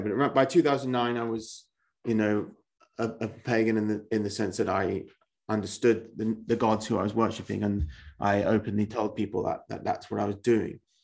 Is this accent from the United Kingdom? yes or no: yes; England, United Kingdom; I am an Englishman